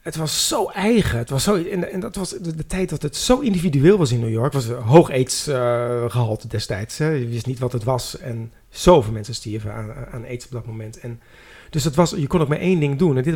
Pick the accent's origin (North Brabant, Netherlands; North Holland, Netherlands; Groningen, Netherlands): North Holland, Netherlands; Amsterdam; Ik zeg, nou, ik kom uit Amsterdam.